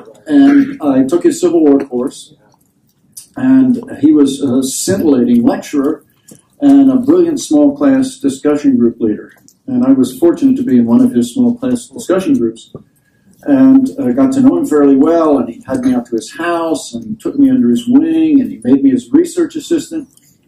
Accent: Washington, District of Columbia, United States; I was born and raised in Washington, D.C. This was just slightly after the unfortunate event at Ford's Theater. I don't mean to joke about my age. I'm 73

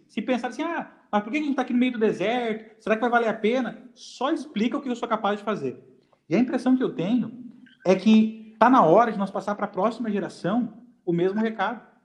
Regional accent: Rio Grande do Sul, Brazil; eu sou gaúcho

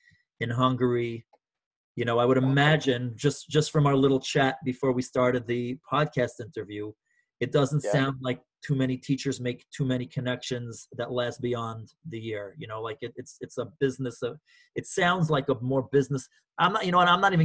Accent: New York City, New York, United States; I'm from New York City

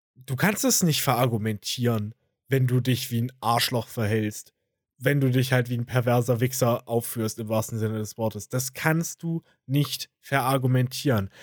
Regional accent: Germany; bei uns in Deutschland

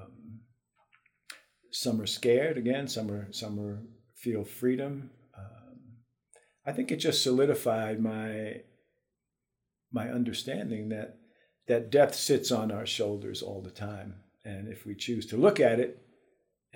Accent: New York City, New York, United States; moved away as an adult; I grew up in the Bronx in New York City in 1950s and 60s and the early 70s before I left for good

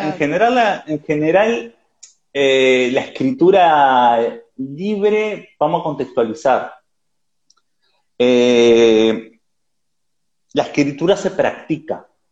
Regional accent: Uruguay; now in Barcelona, Spain; ahora vivo en Barcelona, soy uruguayo, he vivido en varios países

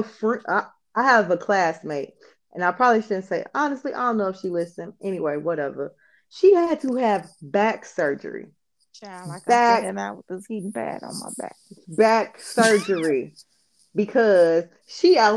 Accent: Chicago, Illinois, United States; I'm from Chicago

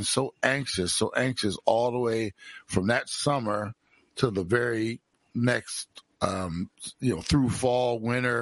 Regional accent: Browns Mills, New Jersey, United States; also born or lived in Trenton, New Jersey; the first time we moved to Browns Mills from Trenton, New Jersey, when I was 4.5 years old in the summer

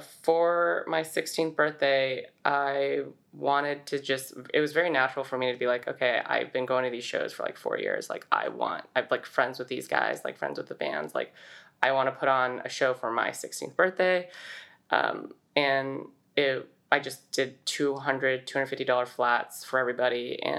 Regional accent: Saratoga, California, United States; So I grew up in Saratoga, California. This is a town in the Bay. I've been there my whole life

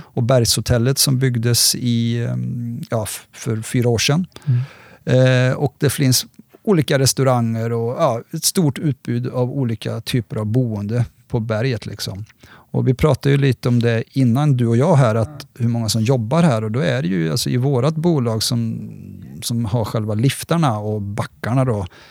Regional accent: Västergötland, between Borås and Varberg, Västra Götaland, Sweden; moved away as an adult; also born or lived in Sälen / Trysil, Norway; now in Järvsö, Sweden; jag är västgöte från början faktiskt. Eh, kommer nerifrån, mellan Borås och Varberg

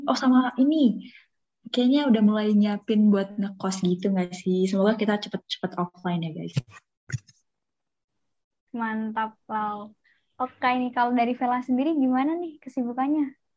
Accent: Bandung, West Java, Indonesia; Halo semuanya … aku dari Ilmu Ekonomi Islam 2021, asal dari Bandung dan merupakan staf humas SNF.

